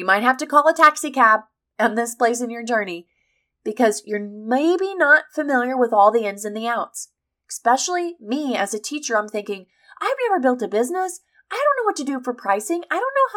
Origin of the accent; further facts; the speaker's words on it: Missouri, United States; I'm from the Midwest. I'm from Missouri, which is the heartland